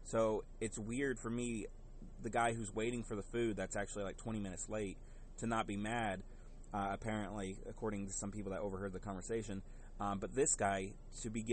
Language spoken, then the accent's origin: English; the South, United States; growing up in the South